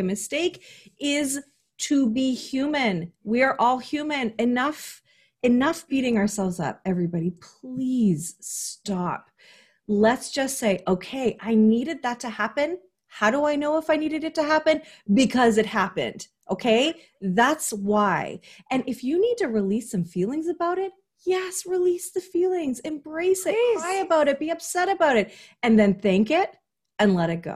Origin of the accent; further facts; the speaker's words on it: Canada; I like to be as typically Canadian as possible